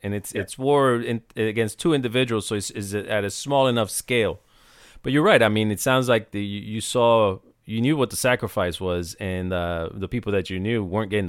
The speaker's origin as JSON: {"language": "English", "country": "Puerto Rico", "tie": "born or raised there", "moved": "yes", "lives_now": "United States", "said": "I grew up in Puerto Rico"}